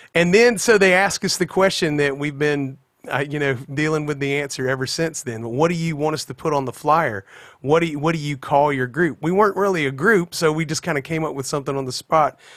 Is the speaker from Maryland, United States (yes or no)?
no; Pensacola, Florida, United States; also born or lived in South Alabama / Mobile, Alabama; we grew up across the Florida line into, uh, like, the kind of Pensacola, Florida area, but it's all that Florabama scene right there